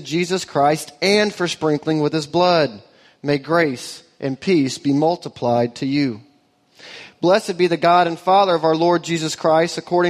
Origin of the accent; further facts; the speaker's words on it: Auburn, Alabama, United States; now in Austin, United States; we are transplants to Austin. She grew up in East Texas. I grew up in Auburn, Alabama. Both of those places are light years away from here culturally.